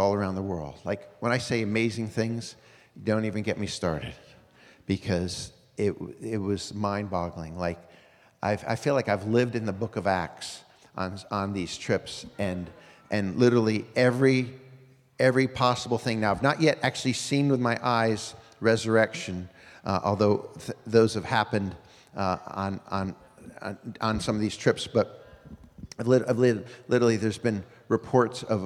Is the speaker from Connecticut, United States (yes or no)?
yes; Connecticut, United States; moved away as an adult; also born or lived in North Carolina; I grew up in Connecticut